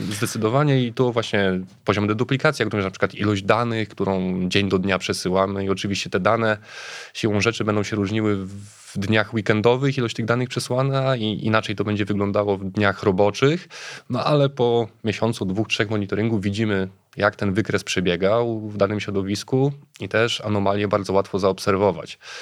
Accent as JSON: {"language": "Polish", "town": "Łódź", "region": "Łódź Voivodeship", "country": "Poland", "said": "ta nazwa trochę ujawnia skąd pochodzę. Jestem z Łodzi, przyjechałem z Łodzi"}